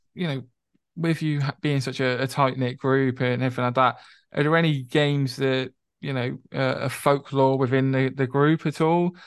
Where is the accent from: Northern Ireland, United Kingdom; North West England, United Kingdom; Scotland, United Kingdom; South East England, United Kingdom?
South East England, United Kingdom; Reading; moved away; where I grew up in Reading, I knew him as the kid who was in the year above me at school.